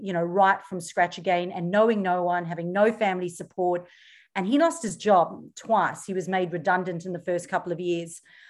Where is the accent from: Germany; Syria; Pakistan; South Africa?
South Africa; moved away as an adult; now in Australia; And when I moved here, I came from South Africa, and in South Africa, I had paid off cars, paid off houses, paid off everything. And we got the opportunity to immigrate to Australia.